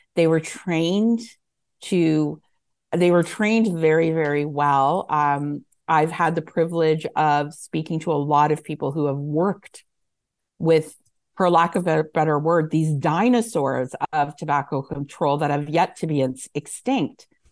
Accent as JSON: {"language": "English", "country": "Canada", "said": "as a Canadian"}